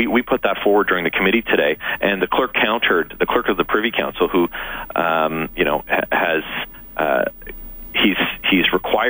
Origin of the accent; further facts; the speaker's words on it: Canada; but just as a Canadian, I'm fully gripped by the very devastating reality of that situation.